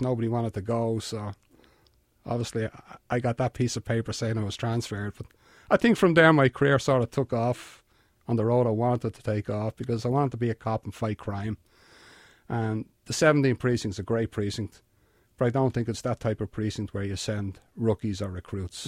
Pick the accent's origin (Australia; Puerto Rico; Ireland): Ireland; Dublin, Leinster; accent: Irish; moved away as an adult; also born or lived in Bronx, New York; I'm from a town called Finglas, which is on the north side of Dublin